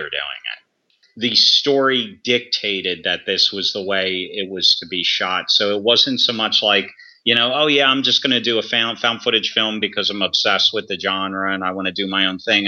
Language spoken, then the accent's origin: English; United States; I'm American